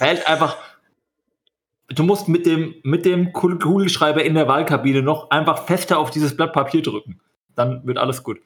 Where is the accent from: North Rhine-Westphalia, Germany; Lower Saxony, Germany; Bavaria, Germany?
Bavaria, Germany; moved away; ich bin ja aus Bayern